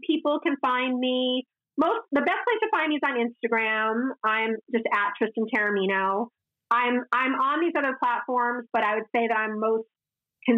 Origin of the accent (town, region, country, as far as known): United States